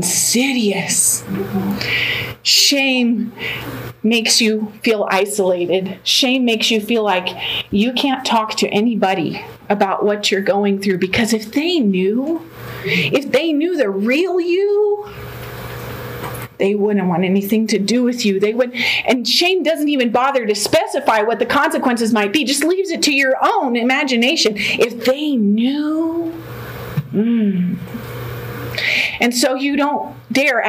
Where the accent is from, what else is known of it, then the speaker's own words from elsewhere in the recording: Denver, Colorado, United States; also born or lived in Oklahoma; I was born and raised here in Denver.